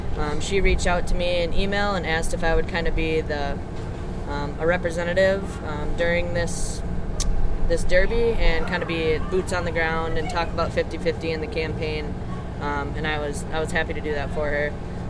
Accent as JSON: {"language": "English", "region": "Wisconsin", "country": "United States", "tie": "born or raised there", "moved": "yes"}